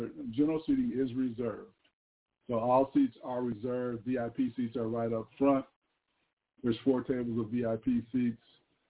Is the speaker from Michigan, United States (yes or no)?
yes; Lansing, Michigan, United States; Lansing, Michigan, my hometown.